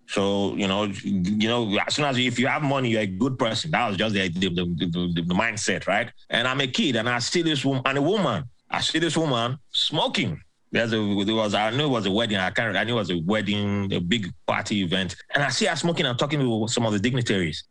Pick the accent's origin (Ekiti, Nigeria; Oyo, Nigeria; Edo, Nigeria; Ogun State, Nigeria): Edo, Nigeria; Benin City; moved away as an adult; also born or lived in Port Harcourt, Nigeria / Bahrain / Virginia Beach, United States; now in United States; I grew up in Benin City